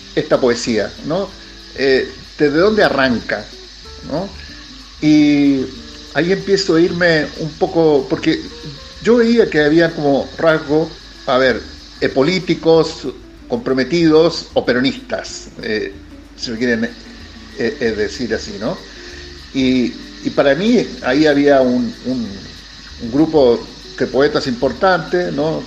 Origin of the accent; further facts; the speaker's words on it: Chile; accent: Chilean; moved away as an adult; now in Argentina; Es chileno, o, por mi acento, pero yo viviendo acá nueve años, un poquito más.